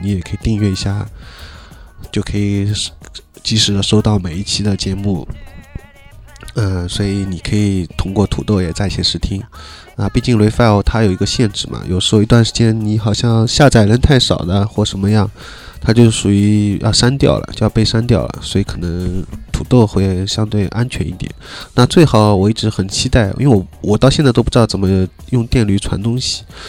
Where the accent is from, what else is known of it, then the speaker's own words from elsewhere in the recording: Shanghai, China; 作为一个上海人来说